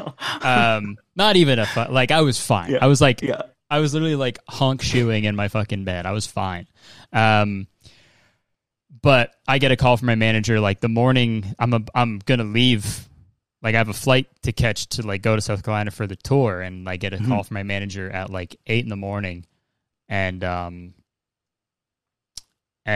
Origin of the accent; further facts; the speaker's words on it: Whitby, Ontario, Canada; also born or lived in Hamilton, Ontario; I lived in Whitby from until I was like 13, and then I moved to Hamilton